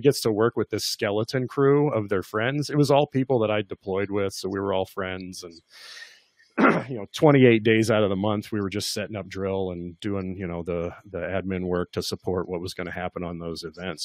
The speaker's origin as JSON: {"language": "English", "region": "Kentucky", "country": "United States", "said": "I'm from Kentucky."}